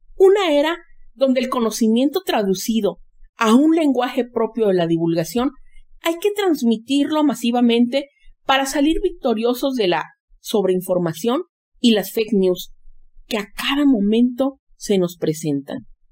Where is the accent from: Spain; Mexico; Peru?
Mexico; Xalapa, Veracruz; moved away; mi patria chica, Jalapa, Veracruz.